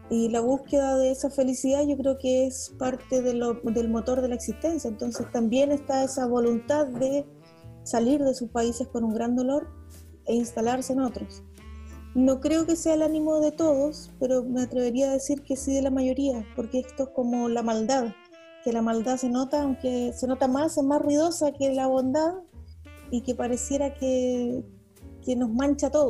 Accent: Patagonia, Chile; yo soy de la Patagonia, entonces, claro, pasa, pasa eso, que cuando estás en zonas extremas

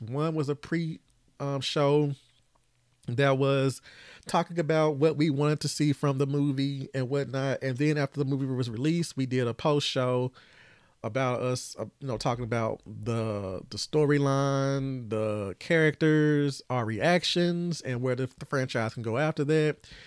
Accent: Tennessee, United States; I'm from Tennessee, as y'all know, and I'm still here

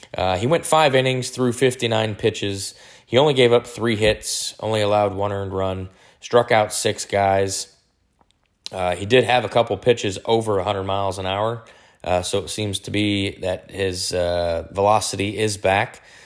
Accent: Detroit, Michigan, United States; I was born and raised in Detroit, Michigan.

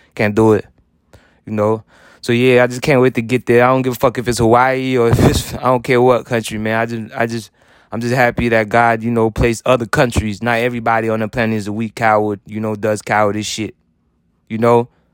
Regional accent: Haiti; moved away; I was born rich in Haiti

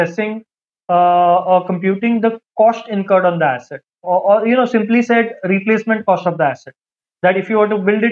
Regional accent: Mumbai, Maharashtra, India; I am from Mumbai

